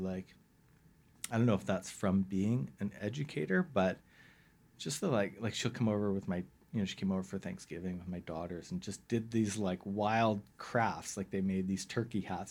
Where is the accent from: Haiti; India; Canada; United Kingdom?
Canada; West Vancouver, British Columbia; also born or lived in Ottawa / Toronto / Bowen Island; I grew up in West